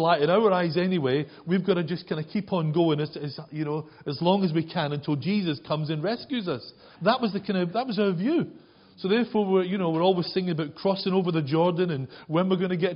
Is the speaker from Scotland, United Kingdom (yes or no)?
yes; Glasgow, Scotland, United Kingdom; also born or lived in Leeds / South Wales / York; now in Wakefield, United Kingdom; as a Glaswegian, I'd never seen a cow, never even smelled a cow